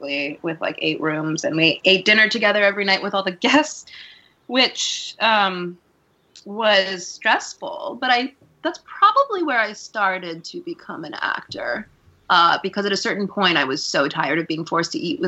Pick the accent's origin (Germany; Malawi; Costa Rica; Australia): Costa Rica; now in New York, United States; I come from, I grew up in Costa Rica